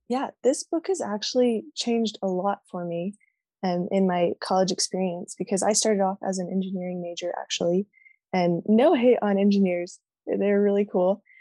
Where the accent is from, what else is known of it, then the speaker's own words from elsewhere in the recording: Austin, Texas, United States; now in Utah, United States; I'm from Austin, Texas